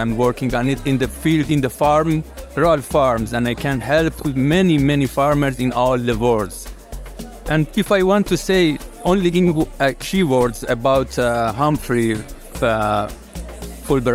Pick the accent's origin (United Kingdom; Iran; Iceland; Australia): Iran; I'm from Iran